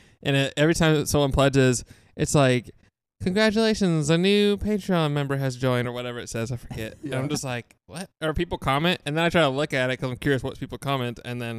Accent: Texas, United States; I mean, I'm from Texas. It's not much better.

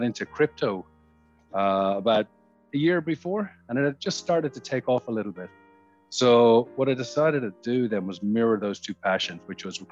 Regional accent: Ireland; moved away as an adult; now in Sydney, Australia; I'm Irish. I moved to Sydney 17 years ago in 2004

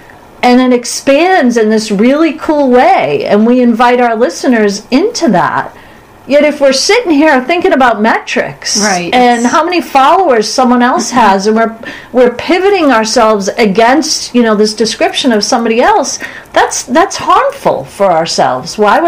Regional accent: Boston, Massachusetts, United States; Well, they can't tell from my accent, but probably from yours. Yeah, we're from Boston.

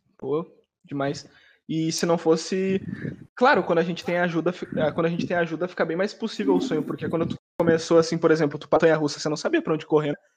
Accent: Porto Alegre, Rio Grande do Sul, Brazil; also born or lived in Bahia; sou de Porto Alegre, mano de Porto Alegre

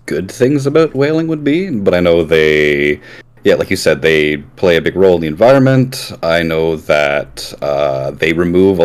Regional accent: Canada; I'm from Canada

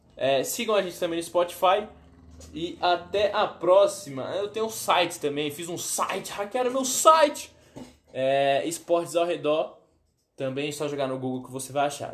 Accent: Brazil; eu sou brasileiro

